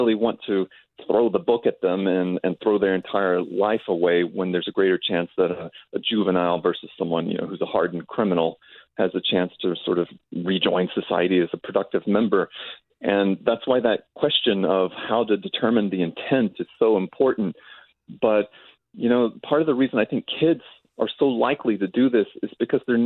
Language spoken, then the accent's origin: English; Austin, Texas, United States; I'm from Austin, Texas